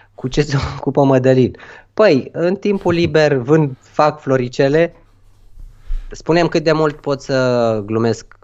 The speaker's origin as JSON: {"language": "Romanian", "country": "Romania", "said": "noi ca români"}